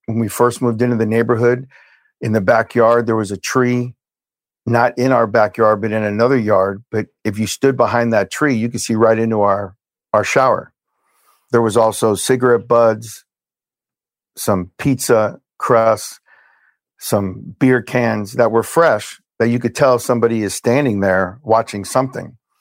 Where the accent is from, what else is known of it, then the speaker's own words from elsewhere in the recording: Hialeah, Florida, United States; also born or lived in Brooklyn, New York; I was born in Brooklyn, New York. We moved from Brooklyn to Hialeah, Florida. When I was six